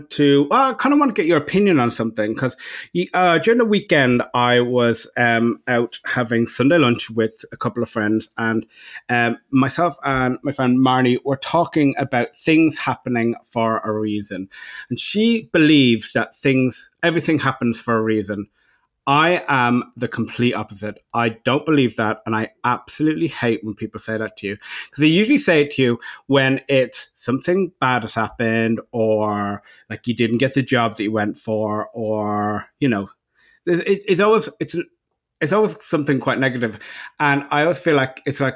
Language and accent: English; Ireland; now in Los Angeles, United States; And I'm the Irishman